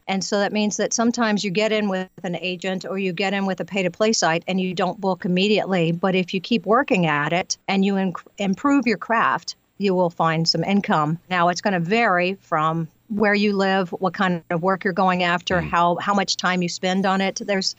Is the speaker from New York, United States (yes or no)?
no; Louisiana, United States; accent: Southern; now in California, United States; I moved to California from Louisiana, so it was a bit of a struggle to get rid of my Southern accent during the time because people were just making fun of me.